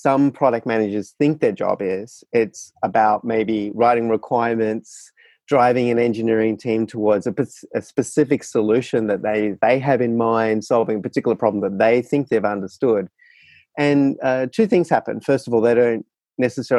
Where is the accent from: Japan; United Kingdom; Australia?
Australia; moved away as an adult; now in San Francisco, United States; I am actually a resident of San Francisco, but was born and bred in Australia.